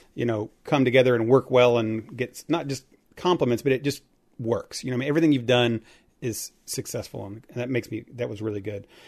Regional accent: Indiana, United States; I grew up in Indiana

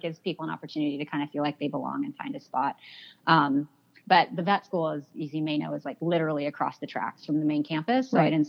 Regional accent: United States; So I was raised in the United States, so I really consider myself an American. I don't look American from the outside, but I am American.

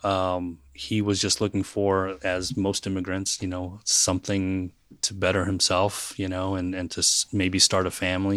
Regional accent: West Coast, United States; first language English; moved away as an adult; now in Knoxville, United States; I'm originally from the West Coast

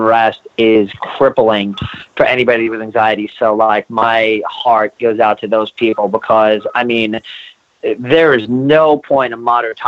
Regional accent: New York, United States; being a New Yorker

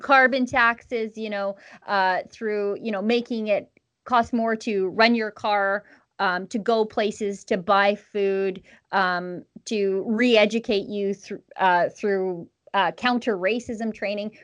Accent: Canada; as a Canadian

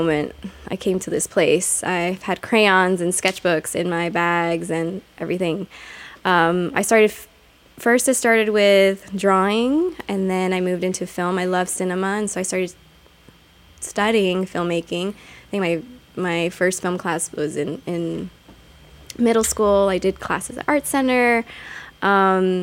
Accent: Pasadena, California, United States; I'm from Pasadena. I was born and raised in Pasadena, first generation from Mexico City

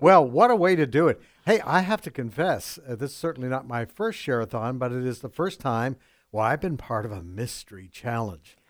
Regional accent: Vancouver, British Columbia, Canada; moved away as an adult; now in United States; I'm from Canada.

